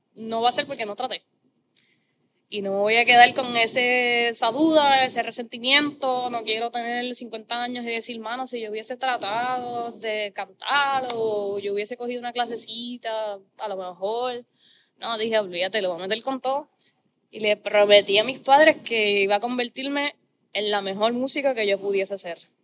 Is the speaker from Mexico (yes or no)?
no; Corozal, Puerto Rico; yo vengo de Corozal, mis papás son ambos maestros